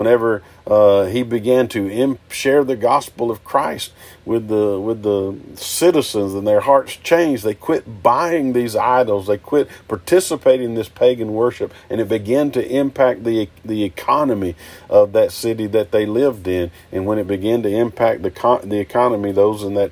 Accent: United States; here in this country, as an American

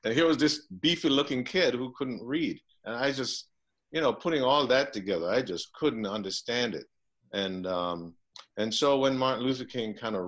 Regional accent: Jamaica; moved away as an adult; now in Minneapolis, United States; I'm from Jamaica

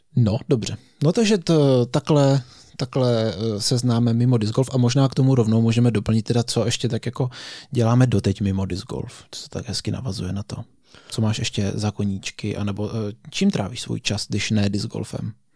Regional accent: Český Krumlov, South Bohemian Region, Czechia; my oba pocházíme z Krumlova, já bydlím ještě v Krumlově, ty ne.

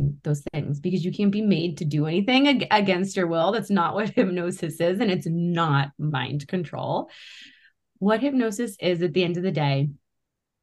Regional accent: Boston, Massachusetts, United States; I grew up around the Boston area.

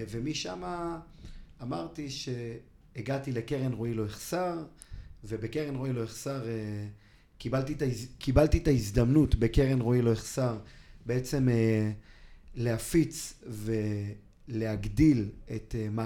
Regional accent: Ra'anana, Central District, Israel; also born or lived in Kfar Saba; ברעננה. כן. אה, גדלתי כמה שנים בכפר סבא. אימא שלי מכפר סבא, אבא מרעננה, משפחה מאוד מאוד ותיקה ברעננה

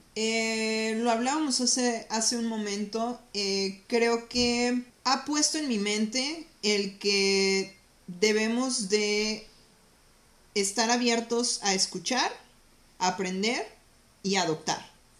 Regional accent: Mexico; moved away as an adult; now in Toronto, Canada; nosotras somos mexicanas especiales

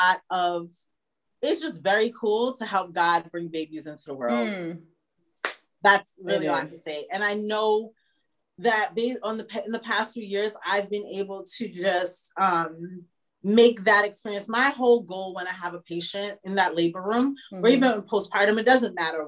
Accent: New York, United States; we're from New York

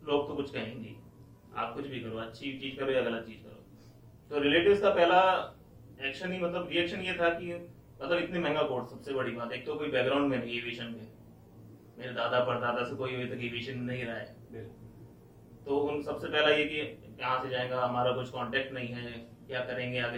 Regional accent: Jaipur, Rajasthan, India; मैं जयपुर से हूँ बॉर्न एंड ब्रॉट पूरा जयपुर में ही रहा

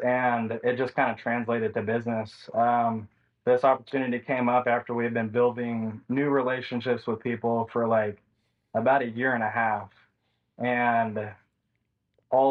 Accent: Tulsa, Oklahoma, United States; I'm from Tulsa, Oklahoma

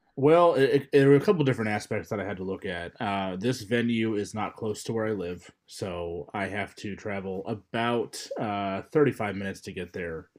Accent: Louisville, Kentucky, United States; I am from Louisville, Kentucky

